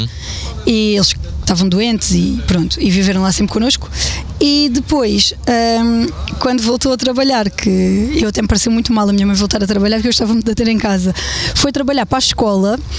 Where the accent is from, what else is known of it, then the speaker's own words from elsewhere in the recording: Évora, Évora District, Portugal; now in Vendas Novas, Portugal; Eu nasci em Évora.